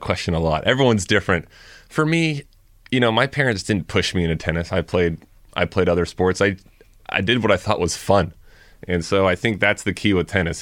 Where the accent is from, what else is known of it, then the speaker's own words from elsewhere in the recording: Thousand Oaks, California, United States; I grew up in Thousand Oaks